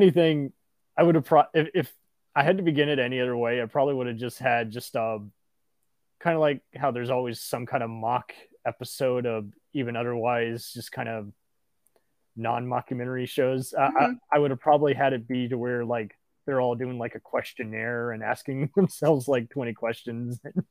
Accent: Dallas, Texas, United States; I'm from Dallas

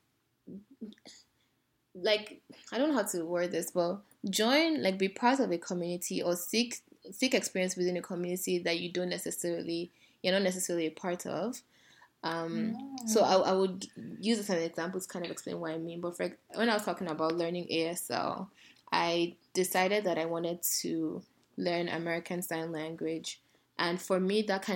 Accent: Nigeria; moved away; growing up in Nigeria

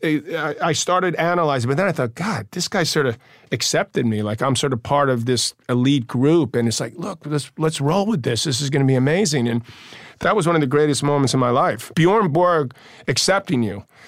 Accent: New York City, New York, United States; we're both from Queens

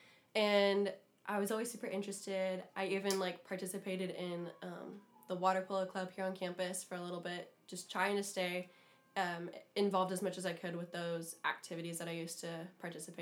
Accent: Bakersfield, California, United States; I'm from Bakersfield, and it's like 110 on the average in the summer. So growing up, always swimming

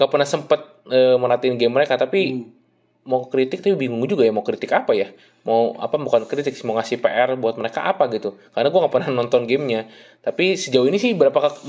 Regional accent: West Java, Indonesia; itu kalau gue sih orang Sunda ngerti ya

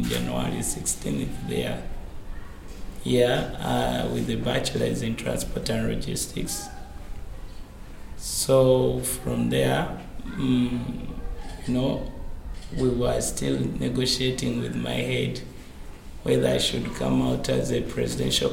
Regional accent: Uganda

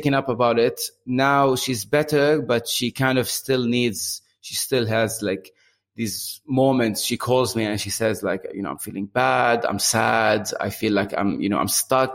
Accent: Beirut, Beirut Governorate, Lebanon; moved away as an adult; now in Bahrain; I moved out from Beirut around 10 years ago, but I visit twice a year.

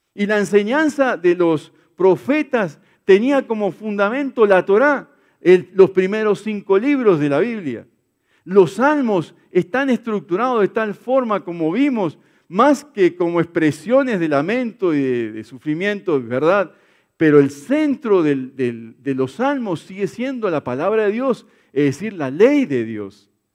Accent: Brazil; now in Colombia; en mi país sí, en Brasil

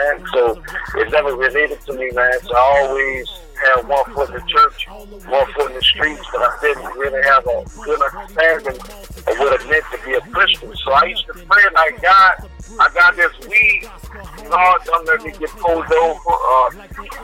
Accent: New Orleans, Louisiana, United States; moved away as an adult; now in Houston, United States; I am from New Orleans, Louisiana, and I have been in Houston, Texas, since Hurricane Katrina, about 10 years

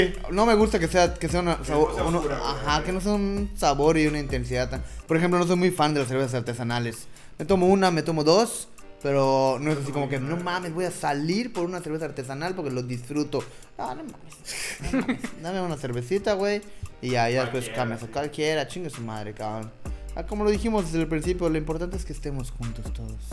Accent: Mexico; nosotros como mexicanos sabemos

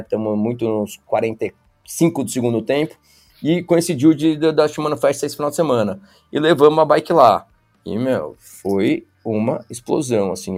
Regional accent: Brazil; como brasileiro

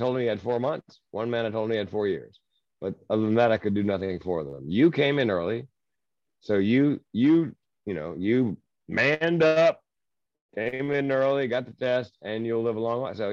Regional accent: Southern United States, United States; I was raised in the Southern United States

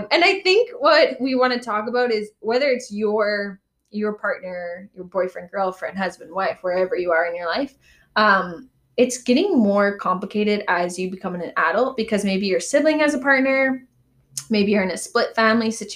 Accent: Calgary, Alberta, Canada; now in Vancouver, Canada; I've always gone home to my hometown of Calgary for every Christmas since moving to Vancouver.

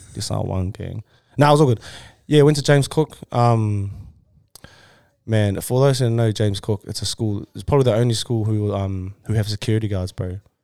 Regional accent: Samoa; Samoan, born in Samoa

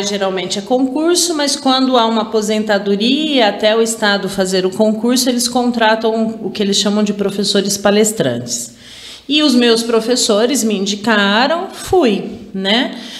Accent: Araraquara, São Paulo, Brazil; sou de Araraquara

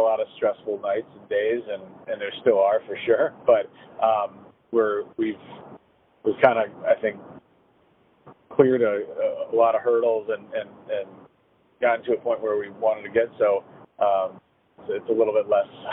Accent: Chicago, Illinois, United States; moved away as an adult; also born or lived in Boston; now in Providence, United States; I'm from Chicago and moved to Boston in like 2013 or 2014.

